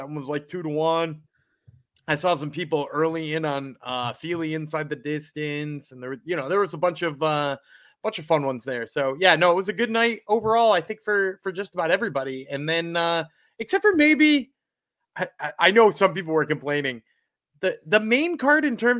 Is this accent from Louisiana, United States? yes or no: yes; Louisiana, United States; Come on, I grew up in Louisiana. We watched Married with Children.